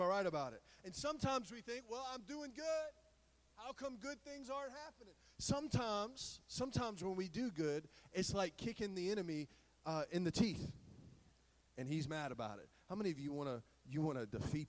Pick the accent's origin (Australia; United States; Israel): United States; the South; We're all from the South